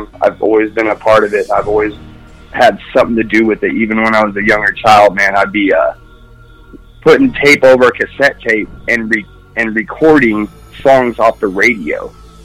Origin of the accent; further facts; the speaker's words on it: Mojave, California, United States; growing up in Mojave, California